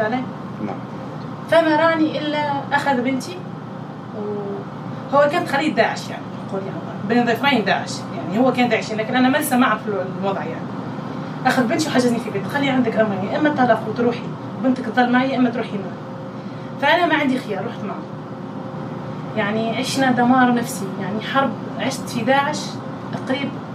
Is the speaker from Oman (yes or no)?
no; Tunisia; accent: Tunisian; moved away as an adult; also born or lived in Germany; now in Syria; نقول بالتونسي